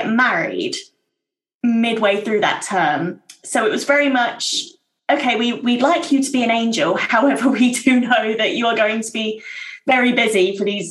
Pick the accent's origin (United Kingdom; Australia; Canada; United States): United Kingdom; Surrey, South East England; also born or lived in East London; now in London, United Kingdom; I'm originally from Surrey, but live currently in East London